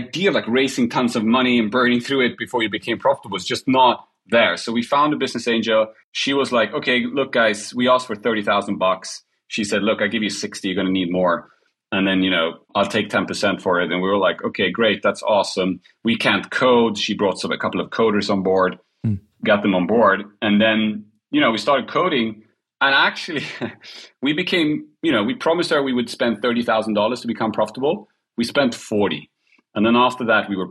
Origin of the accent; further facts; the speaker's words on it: Sweden; I'm an immigrant kid, Polish background, born and raised in Sweden